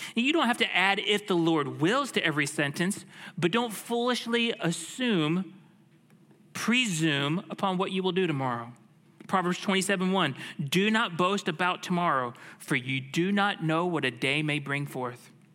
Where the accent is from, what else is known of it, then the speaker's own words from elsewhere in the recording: Tampa, Florida, United States; I grew up in the Tampa Bay area